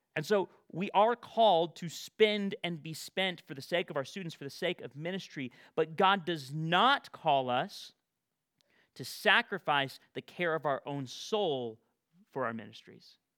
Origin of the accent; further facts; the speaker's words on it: Bakersfield, California, United States; also born or lived in Fresno area, California; my hometown of Bakersfield